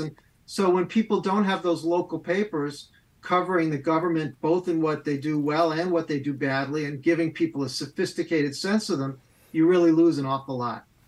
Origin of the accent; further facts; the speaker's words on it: Amherst, Massachusetts, United States; also born or lived in Boston; I grew up in Amherst, Massachusetts